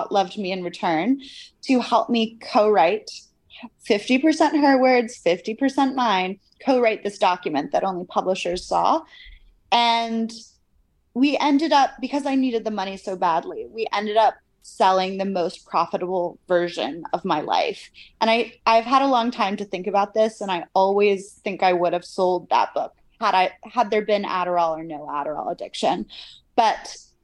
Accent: United States; moved away as an adult; also born or lived in Cambridge, United Kingdom; my life at Cambridge as this American undergrad at this old British university

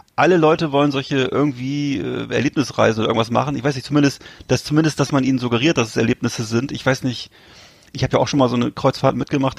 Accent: Northern Germany, Germany; wir sind ja beide Norddeutsche und sind das beide gewöhnt, in Küstennähe zu leben

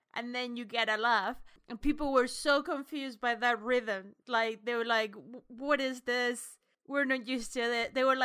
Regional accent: Spain; now in United Kingdom; I'm a comedian from Spain that performs in the UK and not in Spain.

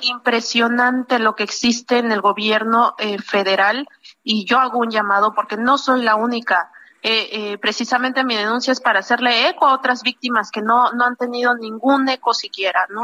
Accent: Oaxaca, Mexico

